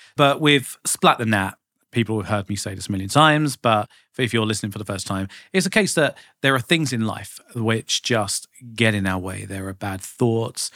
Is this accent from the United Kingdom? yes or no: yes; United Kingdom; I just did what any, you know, decent visiting Brit would